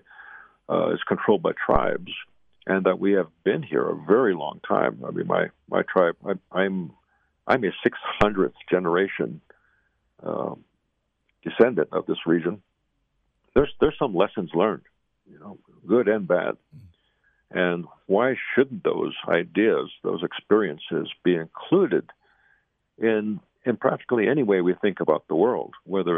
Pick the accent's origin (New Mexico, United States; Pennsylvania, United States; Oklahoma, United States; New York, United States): New Mexico, United States; Zuni Reservation; I'm here on the Zuni Reservation, my hometown